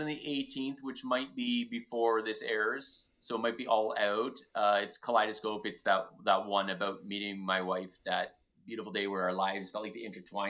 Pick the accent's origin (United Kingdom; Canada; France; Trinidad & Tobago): Canada; Ontario; But you're from Ontario. I'm from Ontario. We get it. Eh?